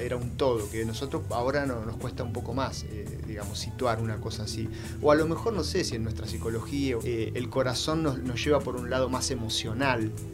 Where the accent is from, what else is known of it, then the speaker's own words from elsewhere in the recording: Argentina; como ciudadano, digamos, ahora como argentino